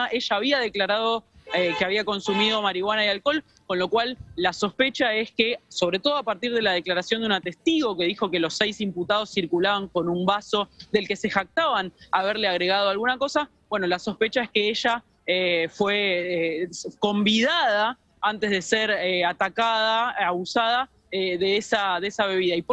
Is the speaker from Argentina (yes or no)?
yes; Merlo, Buenos Aires Province, Argentina; Yo soy de Merlo.